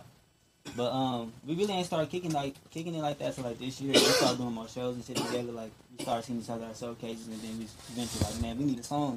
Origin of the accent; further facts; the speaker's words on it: Las Vegas, Nevada, United States; Born and raised in Las Vegas.